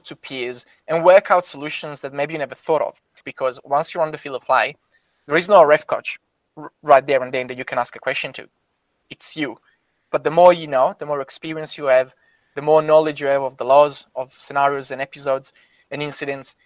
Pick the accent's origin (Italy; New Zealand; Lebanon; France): Italy; I am obviously from Italy and I got connection from Italy